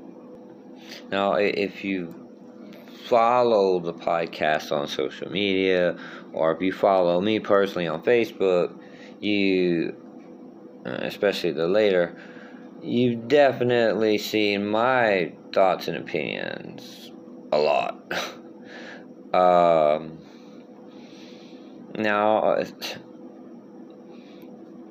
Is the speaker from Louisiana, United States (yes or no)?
yes; Thibodaux, Louisiana, United States; also born or lived in Houma, Louisiana; now in Baton Rouge, United States; my hometown of Thibodaux and Houma, where I lived for 12 years